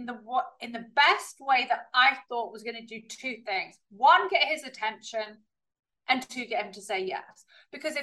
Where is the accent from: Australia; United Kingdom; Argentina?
United Kingdom; accent: very British; also born or lived in California, United States; So even though I've got a very British accent, I was born in California